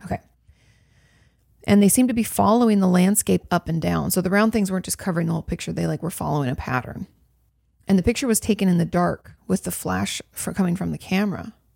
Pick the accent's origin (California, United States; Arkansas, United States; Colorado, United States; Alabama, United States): California, United States; moved away as an adult; now in Texas, United States; I'm from California